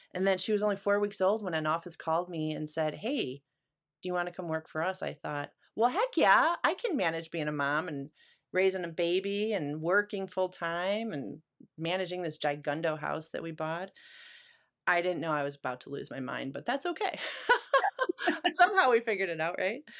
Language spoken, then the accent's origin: English; Chicago, Illinois, United States; moved away as an adult; also born or lived in Grand Rapids, Michigan; coming from Chicago